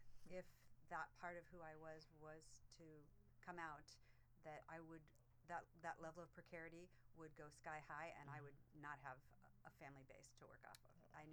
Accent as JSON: {"language": "English", "town": "Rochester Hills", "region": "Michigan", "country": "United States", "tie": "born or raised there", "also_born_or_lived": "Ohio", "said": "And I grew up in Rochester Hills, Michigan."}